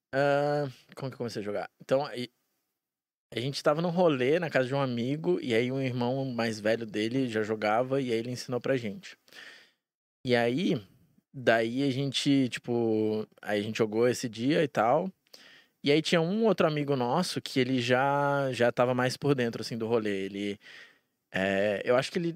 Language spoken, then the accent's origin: Portuguese; Brasília, Federal District, Brazil; moved away as an adult; now in Curitiba, Brazil; Eu nasci em Brasília e daí com um ano a gente se mudou e tal, por causa do trabalho do meu pai e tal. Aí a gente voltou quando eu tinha oito. E aí eu fiquei lá até os meus 27.